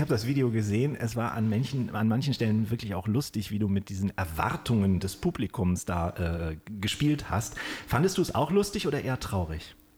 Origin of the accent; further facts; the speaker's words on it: Kiel, Schleswig-Holstein, Germany; moved away; also born or lived in Stuttgart; ich in Kiel. Ich habe aber zwölf Jahre in Stuttgart auch gelebt